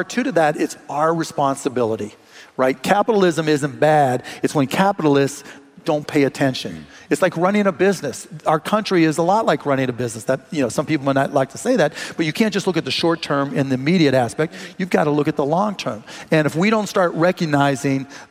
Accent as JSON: {"language": "English", "town": "Pittsburgh", "region": "Pennsylvania", "country": "United States", "tie": "born or raised there", "moved": "yes", "lives_now": "Dallas, United States", "said": "I grew up in Pittsburgh"}